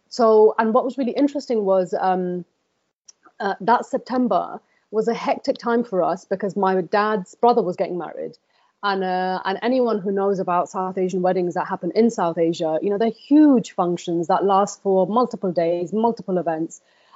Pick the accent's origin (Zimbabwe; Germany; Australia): Germany; also born or lived in Bangladesh; a significant part of my childhood, I grew up in Germany. So we went back to Germany after we finished up in Bangladesh.